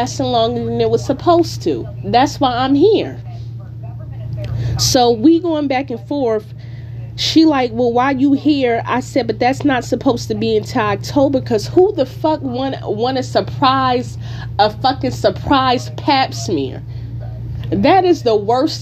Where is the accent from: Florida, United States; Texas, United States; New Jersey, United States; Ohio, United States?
New Jersey, United States; Newark; now in California, United States; I am from Newark, New Jersey